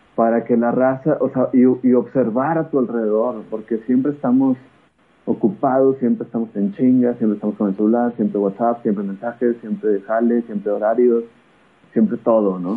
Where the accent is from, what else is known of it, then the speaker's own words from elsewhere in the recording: Coahuila, Mexico; also born or lived in Torreón, Coahuila / Nuevo León; soy de Coahuila, le voy al Santos